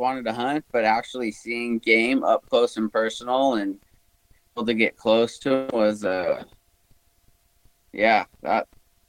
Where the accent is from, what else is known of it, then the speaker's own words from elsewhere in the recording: Huntington Beach, California, United States; Yeah, I was born and raised about an hour south of Los Angeles in a surfing community called Huntington Beach.